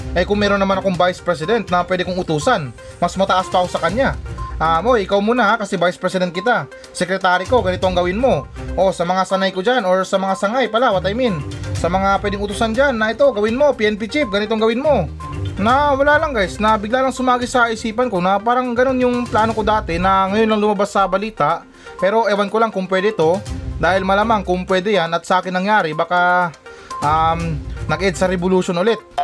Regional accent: Philippines; sa ating mga Pilipino

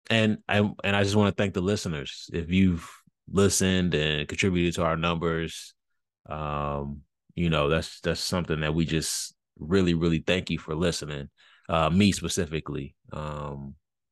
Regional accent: Chicago, Illinois, United States; I'm from Chicago

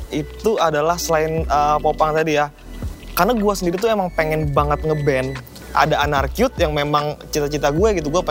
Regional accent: Kalimantan, Indonesia; now in Yogyakarta, Indonesia; karena kan gue tuh asalnya dari Kalimantan. Nah di Kalimantan tuh gue udah ngeband dari SMP dari tahun 2009 sampai tahun 2018 lah. Nah abis itu dari tahun 2018 gue pindah ke Jogja.

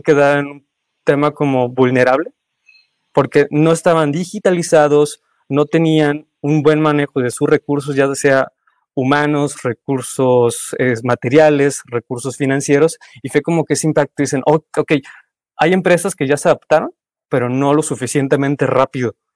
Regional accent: Mexico; como buen mexicano

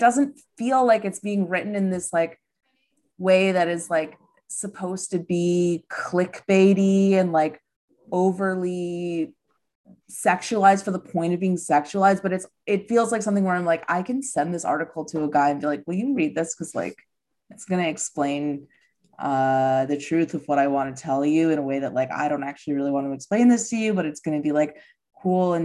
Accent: Midwest, United States; also born or lived in Los Angeles; now in New York, United States; I'm from the Midwest

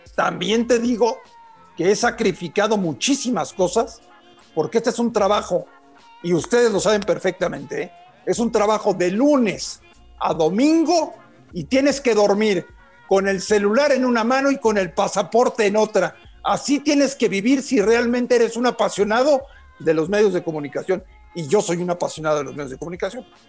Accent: Mexico City, Mexico; yo nací en la Ciudad de México hace 48 años

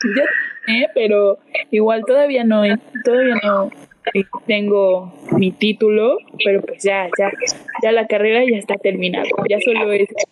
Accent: Teziutlán, Puebla, Mexico; Yo nací en, un municipio, bueno, en en un lugar, en una ciudad pequeña Puebla que se llama Teciutlán. Y aquí pues crecí prácticamente.

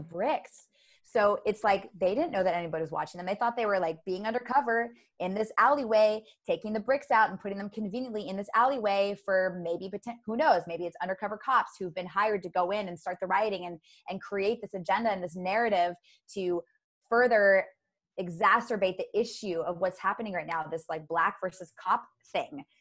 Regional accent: United States; i was born in america so i'm an american

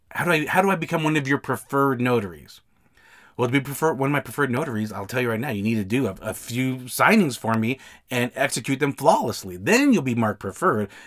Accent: Salt Lake City, Utah, United States; I'm from the Salt Lake, Utah area.

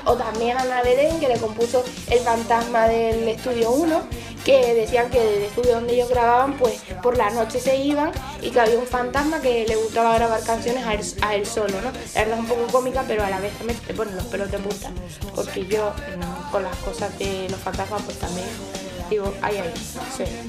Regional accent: Las Palmas de Gran Canaria, Canary Islands, Spain; Las Palmas de Gran Canaria, que es de donde soy yo.

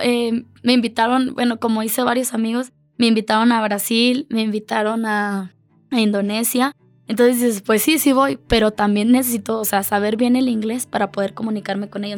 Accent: Mexico; yo era la única de México

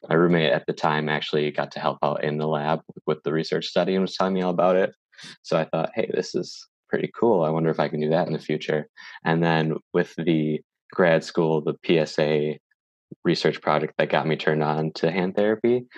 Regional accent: Green Bay, Wisconsin, United States; moved away; we were both born in Green Bay and lived around the same area

